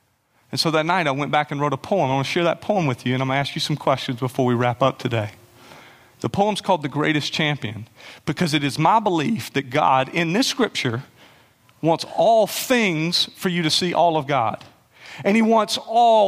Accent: South Carolina, United States; I'm from South Carolina

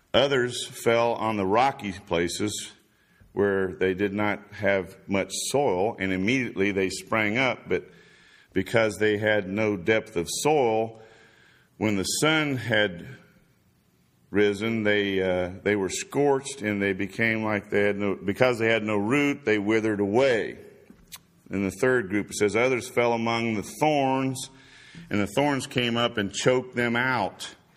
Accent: Indiana, United States; also born or lived in Florida; now in Chattanooga, United States; we're both from Indiana

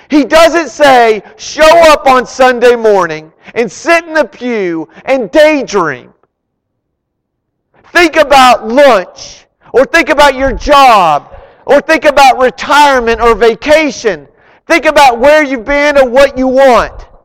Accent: Arlington, United States; I grew up in Arlington

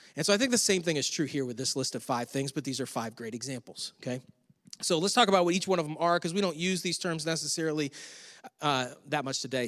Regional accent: Western New York, United States; moved away; I'm from Western New York

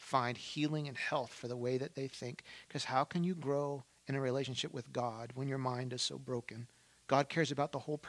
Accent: Baltimore, Maryland, United States; I'm from Baltimore

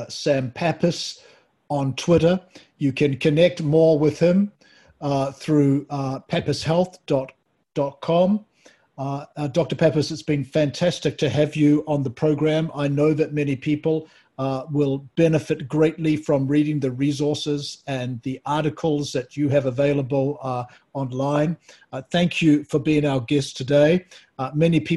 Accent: New Zealand; now in United States; me being originally Kiwi

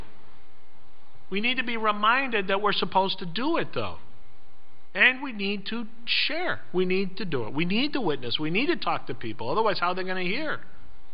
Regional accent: California, United States; Growing up in California

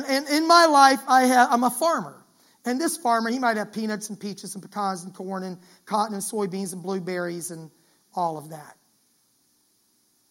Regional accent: Florida, United States; I grew up in Florida

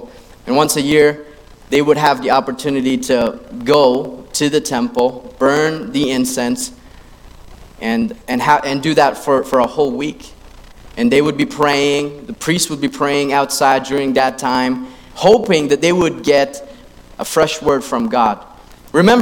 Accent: Philippines; I grew up in the Philippines, and I grew up in that system as well

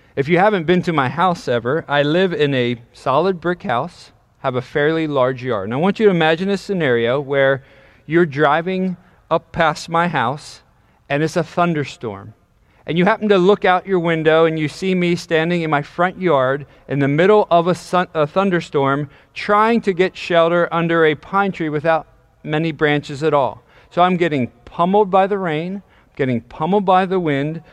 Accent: York, Pennsylvania, United States; also born or lived in Dallastown, Pennsylvania; I grew up in York, Pennsylvania

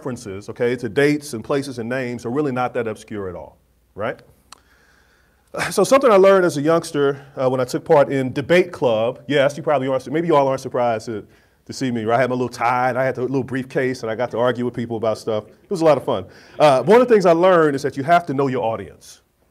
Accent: Kansas City, Missouri, United States; moved away; my hometown of Kansas City, Missouri

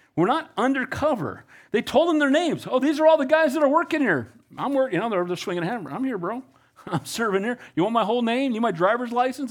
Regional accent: Costa Mesa, California, United States; also born or lived in Wilmington, California; I grew up in Calvary Costa Mesa as a kid after getting saved at First Baptist Church in Wilmington. We moved to Orange County.

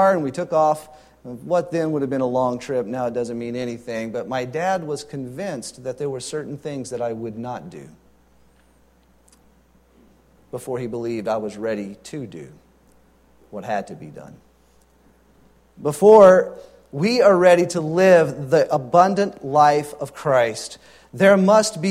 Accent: Louisiana, United States; Growing up in Louisiana, we got our driver's license at 15

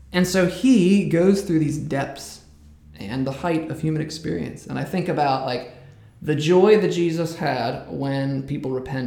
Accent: United States; I'm American

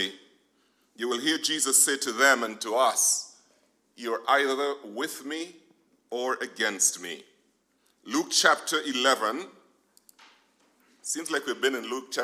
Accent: Nevis, St. Kitts & Nevis; moved away; Now, growing up in Nevis

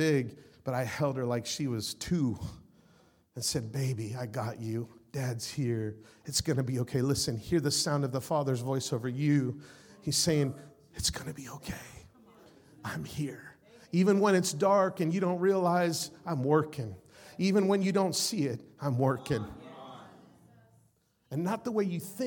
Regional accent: Las Vegas, Nevada, United States; I'm from Las Vegas

